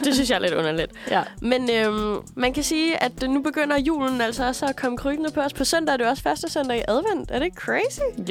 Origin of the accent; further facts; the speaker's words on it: Aalborg, North Denmark Region, Denmark; moved away; nu er jeg jo også fra Jylland, fra Aalborg